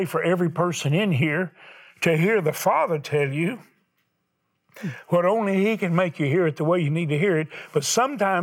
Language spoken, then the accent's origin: English; the South, United States; I'm from the South